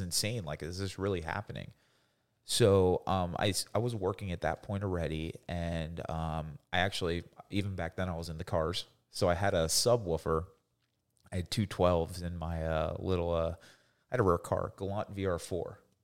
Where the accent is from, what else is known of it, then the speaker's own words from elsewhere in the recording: Coral Springs, Florida, United States; also born or lived in Boynton Beach, Florida / Greenville, South Carolina / Leesburg, Florida; we moved, uh, down to, uh, Coral Springs, which is like the suburb of Fort Lauderdale. I grew up there.